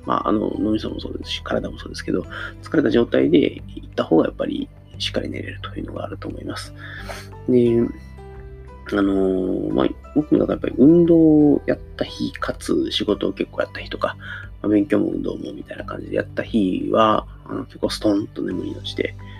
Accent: Kansai, Japan; accent: Kansai-ben; 関西の人間

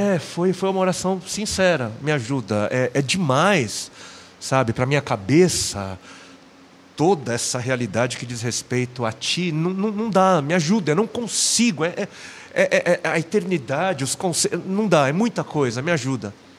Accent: São Paulo, Brazil; eu sou nascido em São Paulo, sou paulistano na capital

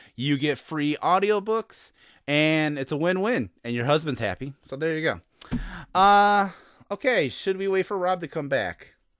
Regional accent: Chicago, Illinois, United States; I'm from Chicago

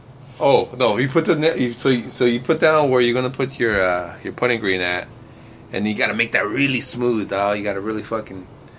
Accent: California, United States; now in Tempe, United States; I'm from Cali. West side.

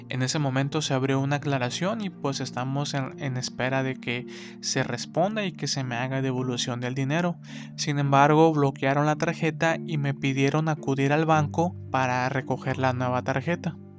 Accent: Mexico; nuestro México

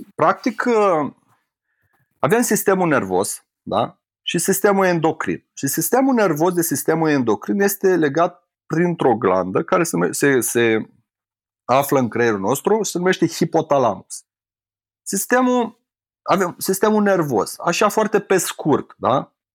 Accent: Romania; sunt din România și să mă întorc la mine acasă

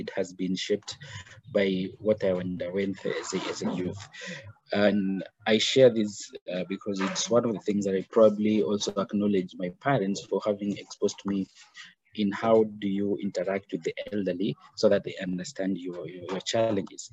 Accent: Kenya; I'm originally Kenyan. I born here, bred here, and studied here

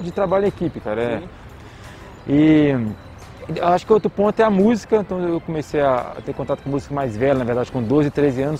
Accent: Timóteo, Minas Gerais, Brazil; moved away as an adult; also born or lived in Coronel Fabriciano / Ipatinga / Rio de Janeiro / São Luís; now in Belo Horizonte, Brazil; eu nasci em Coronel Fabriciano, eu morei a maior parte da minha vida em Timóteo e estudei em Patinho, ou seja, as três cidades do Vale do Aço ali

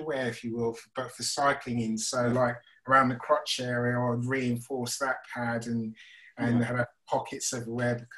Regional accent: St Albans, East of England, United Kingdom; moved away as an adult; also born or lived in Maidenhead, Berkshire / Chislehurst, Kent; now in London, United Kingdom; St Albans, which was my hometown

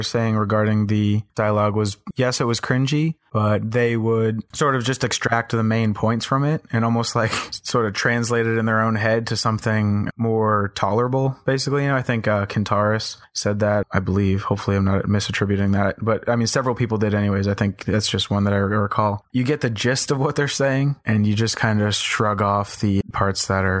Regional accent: East Coast, United States; I'm from the East Coast, you know.

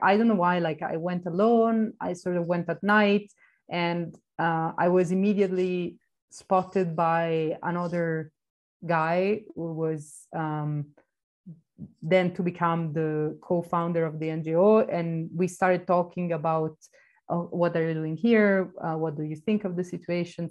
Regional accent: Florence, Tuscany, Italy; moved away as an adult; also born or lived in Greece; now in Barcelona, Spain; I grew up in Florence, in the oh, outskirts wow. of the city

